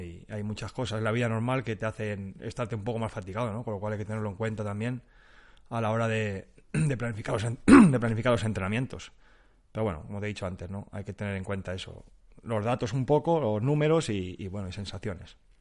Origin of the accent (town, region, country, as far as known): Spain